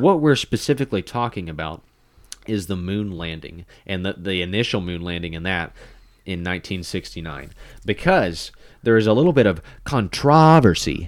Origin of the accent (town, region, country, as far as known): United States